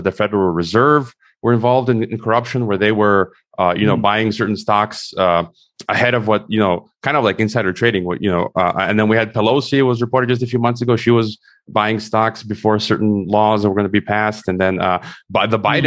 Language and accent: English; United States; I'm an American